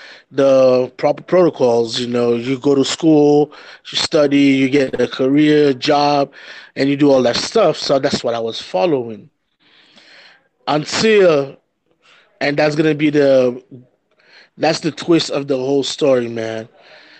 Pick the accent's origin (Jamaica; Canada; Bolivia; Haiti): Haiti; we grew up in Haiti